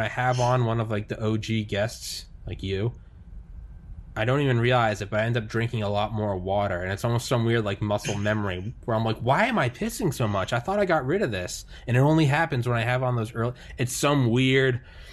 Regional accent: New England, United States; now in Maryland, United States; I'm in Maryland right now. I'm from New England

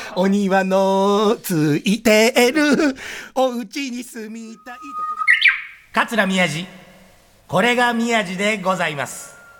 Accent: Tokyo, Japan; now in Togoshi-Ginza, Tokyo, Japan; 僕は武蔵小山の方が本当は生まれは地元なんですよ

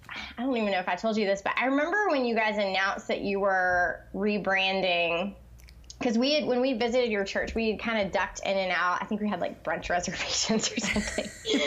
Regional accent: Charlotte, North Carolina, United States; And then I'm from Charlotte, like you. And what we also discovered is that we grew up in the same neighborhood.

